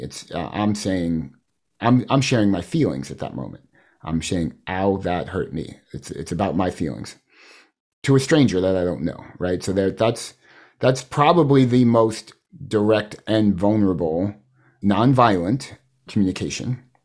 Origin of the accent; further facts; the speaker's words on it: New York City, New York, United States; I come from Queens